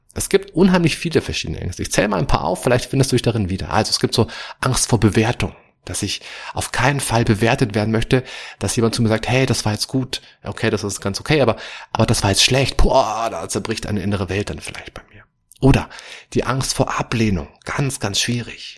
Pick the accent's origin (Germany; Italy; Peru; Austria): Germany; bei uns in Deutschland